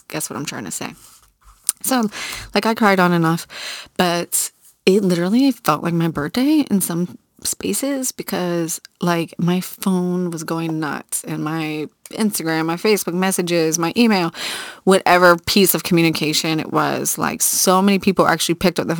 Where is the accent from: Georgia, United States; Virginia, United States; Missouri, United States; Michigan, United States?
Virginia, United States; Virginia Beach; I grew up in Virginia Beach on the water.